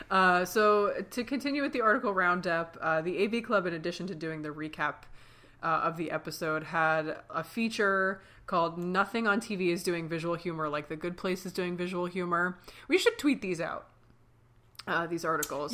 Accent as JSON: {"language": "English", "town": "Philadelphia", "region": "Pennsylvania", "country": "United States", "said": "We're sisters from Philly"}